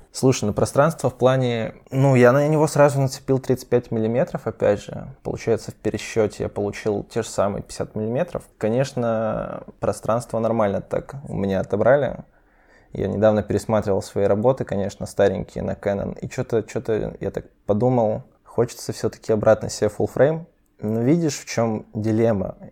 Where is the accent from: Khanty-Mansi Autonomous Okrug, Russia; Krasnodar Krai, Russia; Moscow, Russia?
Khanty-Mansi Autonomous Okrug, Russia; Surgut; now in Saint Petersburg, Russia; я с провинциального городка Сургут